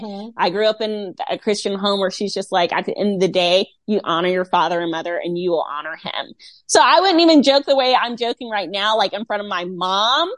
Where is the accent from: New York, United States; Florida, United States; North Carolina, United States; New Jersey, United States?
North Carolina, United States; Rocky Mount; my hometown